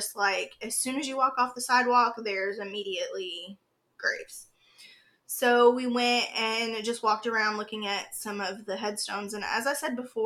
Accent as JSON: {"language": "English", "town": "Fayetteville", "region": "North Carolina", "country": "United States", "said": "We're originally from Fayetteville, North Carolina"}